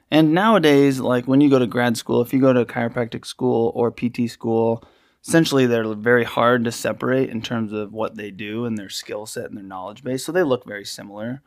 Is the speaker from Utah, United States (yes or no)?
yes; Utah, United States; moved away as an adult; also born or lived in Hawaii / Crested Butte, Colorado / Salt Lake City; I grew up in Utah